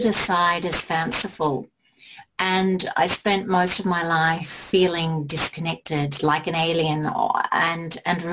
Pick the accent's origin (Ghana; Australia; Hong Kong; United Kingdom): United Kingdom; England; I was born in England